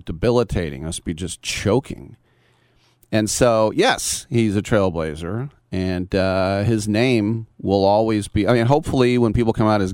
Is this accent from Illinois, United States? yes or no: no; Bay Area, California, United States; I'm from the Bay Area